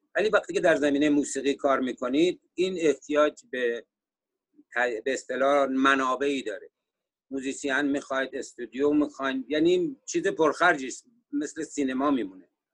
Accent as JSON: {"language": "Persian", "town": "Sari", "region": "Mazandaran", "country": "Iran", "also_born_or_lived": "Tehran, Iran / Virginia, United States", "moved": "as an adult", "lives_now": "United States", "said": "من اهل ساری هستم و در سال 1968 میلادی به امریکا آمدم"}